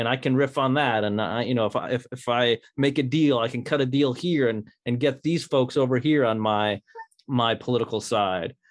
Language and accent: English; Northern United States, United States; my identity as a, as a Yankee